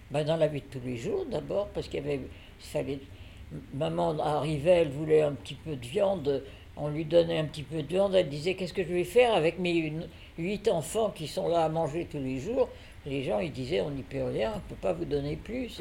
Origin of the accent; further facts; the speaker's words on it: Voiron, Auvergne-Rhône-Alpes, France; Je suis née en 1927 à Voiron, dans l'Isère.